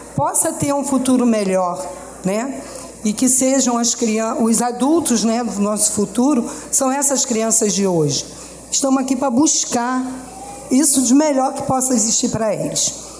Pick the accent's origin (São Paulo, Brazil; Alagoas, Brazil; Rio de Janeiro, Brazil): Rio de Janeiro, Brazil; sou nascida e criada aqui na Ladeira do Livramento